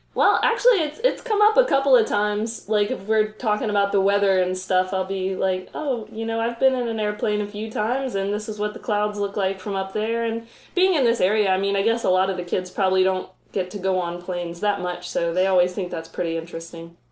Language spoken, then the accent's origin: English; south of Roanoke, Virginia, Appalachian Mountains, United States; now in Roanoke, United States; I grew up south of here in the Appalachian Mountains